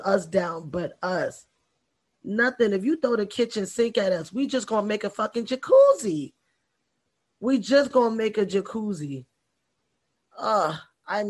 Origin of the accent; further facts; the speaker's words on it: New York, United States; now in Florida, United States; I'm a New Yorker